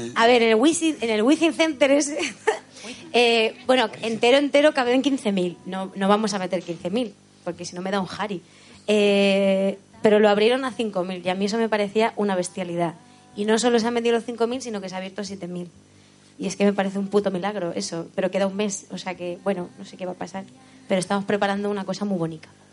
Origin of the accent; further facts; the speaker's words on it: Letur, Castilla-La Mancha, Spain; el pueblo donde yo me he criado. Eso, soy de Albacete, pero criada en un pueblo muy chiquitico de la Sierra del Segura